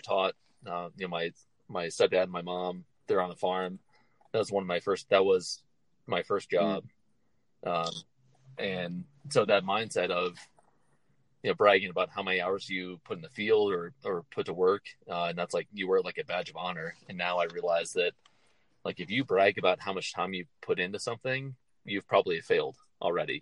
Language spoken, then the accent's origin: English; Midwest, United States; moved away as an adult; now in Denver, United States; growing up in the Midwest